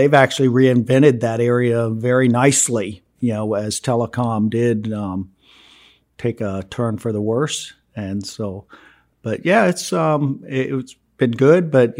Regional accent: Florida, United States; moved away as an adult; We are both native Floridians, University of Florida graduates

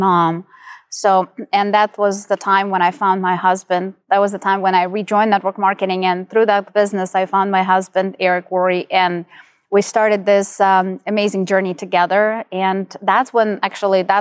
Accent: Ukraine; moved away as an adult; now in United States; So I'm originally from Ukraine. I was born and raised there. I'm only 13 years in the United States.

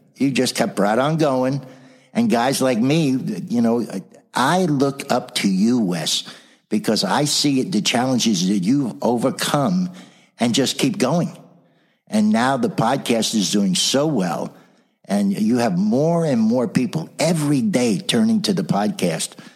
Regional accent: South Orange, New Jersey, United States; also born or lived in Brooklyn, New York; was born in Brooklyn, New York, raised in New Jersey, right near Seton Hall University

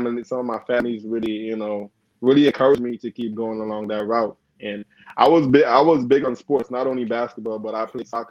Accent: Grenada; moved away; also born or lived in Carriacou, Grenada / United States; I grew up on Grenada. Like, my nationality is Grenada, mm-hmm. but it's actually a smaller island, which is part of, you know, is a tri-island

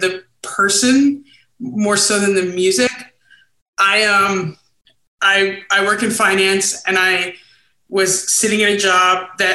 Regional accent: Brooklyn, New York, United States; moved away as an adult; also born or lived in Baltimore; now in Chicago, United States; born and raised in Brooklyn

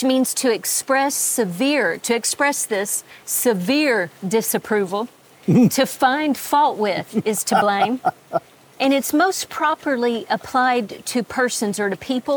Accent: Texas, United States; I'm a Texan

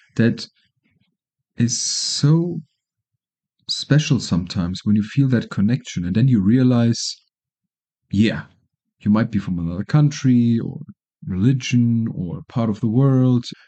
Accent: Germany; moved away as an adult; now in Colombia; I'm from Germany, living in Colombia now, permanently for now

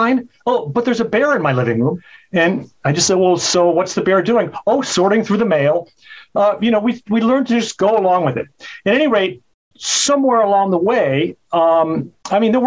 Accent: Chicago, Illinois, United States; now in California, United States; where I grew up in Chicago

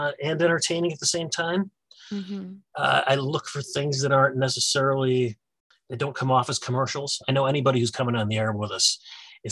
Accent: Syracuse, New York, United States; moved away as an adult; now in Rochester, United States; I grew up in around the Syracuse area.

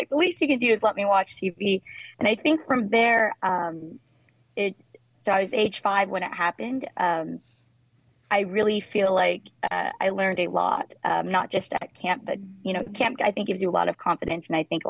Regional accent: Houston, Texas, United States; moved away as an adult; now in New York City, United States; I am from Greater Houston. And then I went to college at UT afterwards.

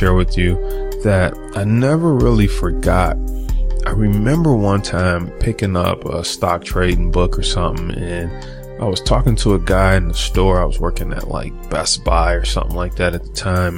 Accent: Detroit, Michigan, United States; I'm from Detroit and people just wasn't into the stock market

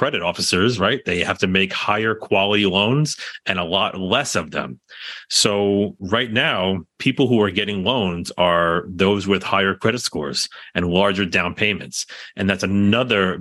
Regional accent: New York, United States; being a New Yorker

